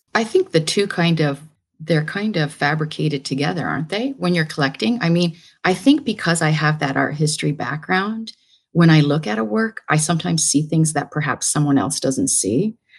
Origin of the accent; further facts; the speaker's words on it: Brantford, Ontario, Canada; moved away as an adult; also born or lived in Hamilton, Canada / Manchester, England; now in New York, United States; I grew up in Brantford, Ontario. It's a little town in Ontario, Canada